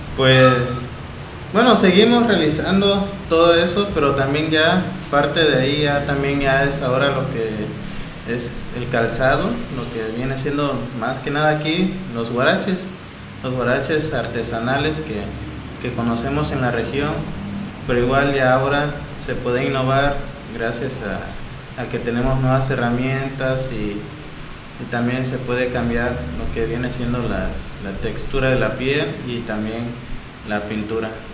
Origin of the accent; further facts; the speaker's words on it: Asunción Ixtaltepec, Oaxaca, Mexico; Soy originario de, de Asunción Saltepec